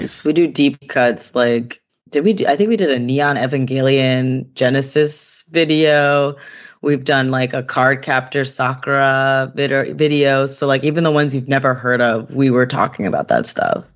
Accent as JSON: {"language": "English", "town": "Fishkill", "region": "New York", "country": "United States", "tie": "born or raised there", "said": "I grew up in the Hudson Valley in New York. So a little town, I don't know if y'all know Fishkill."}